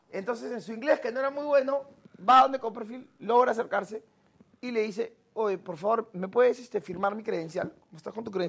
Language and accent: Spanish; Peru; soy de Perú